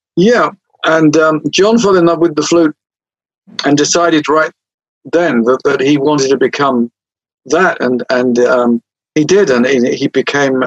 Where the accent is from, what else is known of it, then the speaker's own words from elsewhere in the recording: England, United Kingdom; I'm English